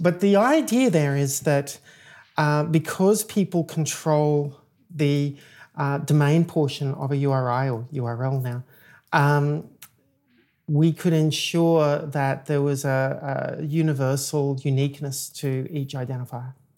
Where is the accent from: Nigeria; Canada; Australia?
Australia; moved away as an adult; also born or lived in Chicago, United States; now in United States; I'm an Australian software engineer. I moved to the United States twelve, sorry, um, seventeen years ago.